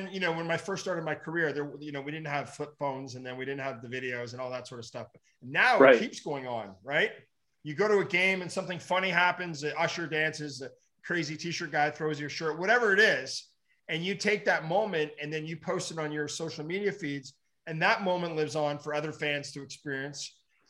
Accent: Ottawa, Ontario, Canada; Canadian boy.

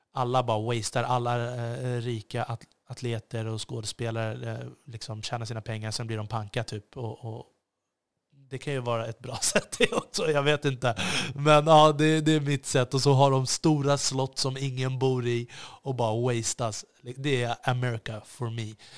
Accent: Sweden; jag är svensk

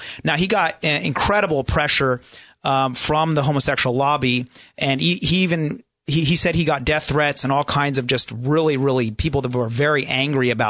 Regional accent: New Jersey, United States; now in San Diego, United States; I'm from New Jersey also

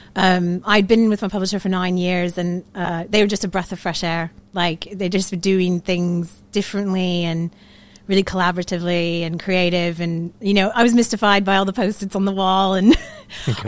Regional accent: Florida, United States; moved away as an adult; also born or lived in New York City, United States; now in Manchester, United Kingdom; I am from the Sunshine State, Florida.

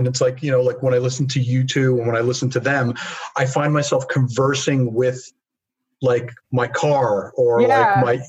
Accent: New York, United States; I'm from New York

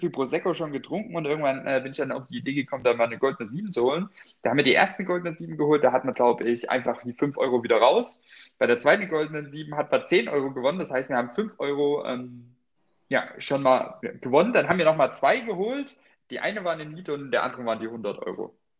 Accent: Freyburg, Saxony-Anhalt, Germany; moved away; aus meiner Heimat, äh, aus Freiburg an der oh Gott, Freiburg mit Y in äh, Sachsen-Anhalt, ich glaube, es ist an der Unstrut. Freiberg an der Unstrut

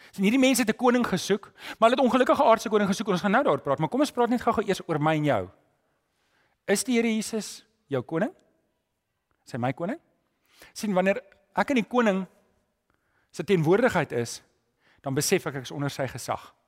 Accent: South Africa; Ek weet as Afrikaner

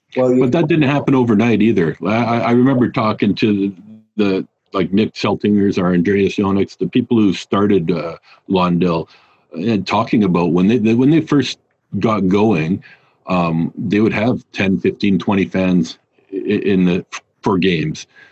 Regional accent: Canada; also born or lived in Australia / Germany; I'm Canadian

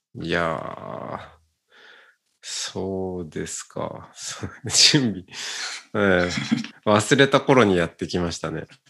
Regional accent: Otaru, Hokkaido, Japan; moved away; 小樽出身です。

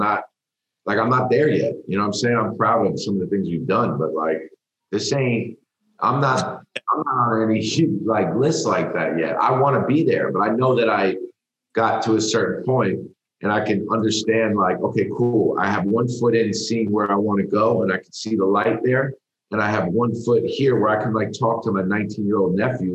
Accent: New York, United States; I grew up in New York

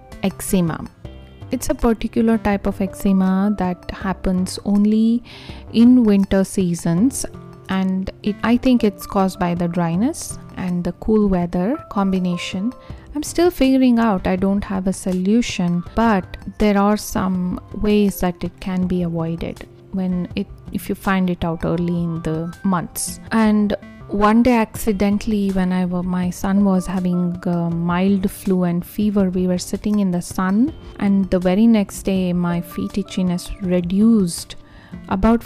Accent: India; now in Arizona, United States; I am originally from India

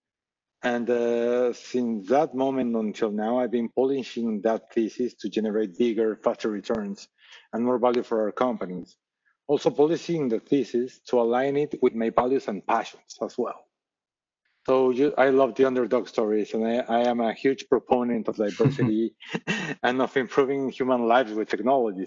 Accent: Mexico City, Mexico; moved away as an adult; now in United States; I'm originally from Mexico City. I was raised in Mexico City

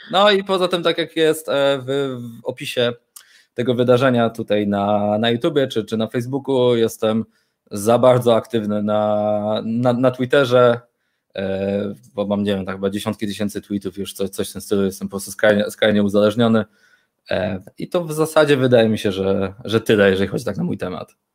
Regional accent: Poznań, Greater Poland, Poland; jestem urodzonym, wychowanym w Poznaniu, e, prawdziwą po prostu pyrą. Mieszkam tutaj od urodzenia

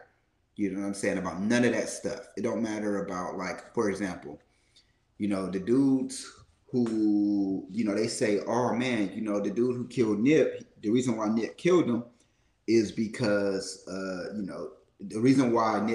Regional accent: Oakland, California, United States; I'm from East Oakland.

